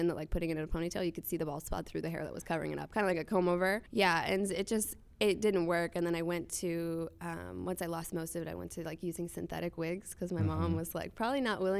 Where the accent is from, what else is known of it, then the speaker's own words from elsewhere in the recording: Minneapolis, Minnesota, United States; also born or lived in Nashville; No, I was actually born in Nashville, but I grew up in Minneapolis.